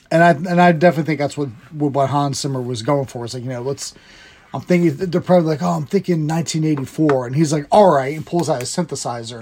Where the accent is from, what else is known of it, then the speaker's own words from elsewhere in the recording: United States; I'm American